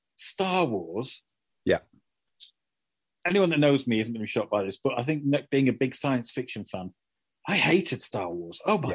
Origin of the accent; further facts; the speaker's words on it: Doncaster, Yorkshire and the Humber, United Kingdom; when I was a kid growing up in Doncaster, you know, grim place.